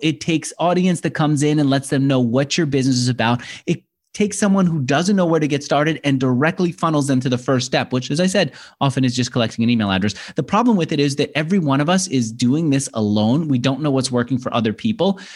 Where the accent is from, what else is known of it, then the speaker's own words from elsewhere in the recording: New York, United States; as a New Yorker growing up wanting to be, um, uh, an, an entrepreneur